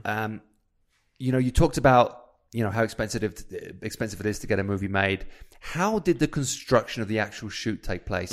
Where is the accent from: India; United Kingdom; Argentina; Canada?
United Kingdom; moved away as an adult; as a British guy